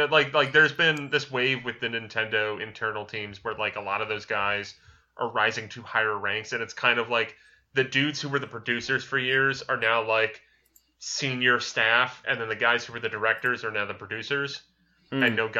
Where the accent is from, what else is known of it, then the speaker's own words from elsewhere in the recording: the South, United States; accent: Southern; my disapproving Southern accent.